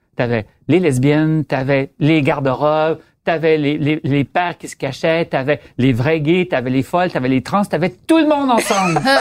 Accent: Quebec, Canada; je viens du Lac-Saint-Jean, pour commencer, très nationaliste

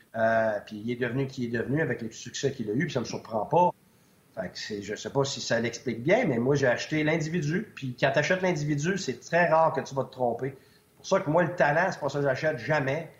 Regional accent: Quebec, Canada; moved away as an adult; also born or lived in United States / Switzerland; je suis un Québécois

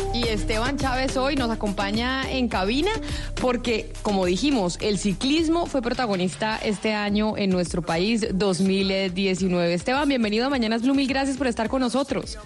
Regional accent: Colombia; los colombianos

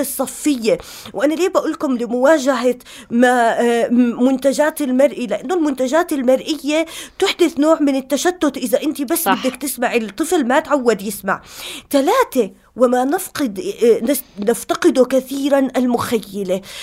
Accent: Jordan; بالأردن إحنا عندنا

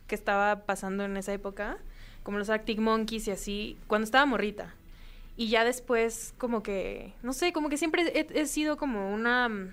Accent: Mexico City, Mexico; aquí en la ciudad, en la Ciudad de México, mi, la ciudad que me vio nacer

